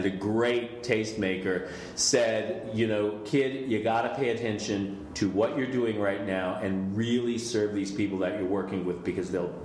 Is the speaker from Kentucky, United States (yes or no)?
no; Los Angeles, California, United States; I grew up in Los Angeles